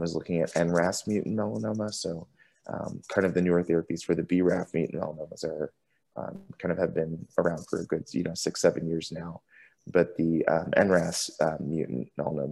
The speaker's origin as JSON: {"language": "English", "town": "Tampa", "region": "Florida", "country": "United States", "tie": "born or raised there", "moved": "as an adult", "lives_now": "San Francisco, United States", "said": "I grew up in Tampa and went to college at University of South Florida"}